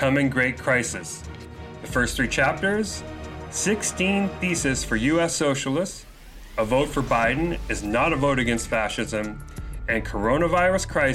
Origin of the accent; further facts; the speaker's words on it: Chicago, Illinois, United States; now in Seattle, United States; I'm originally from Chicago. I live in Seattle now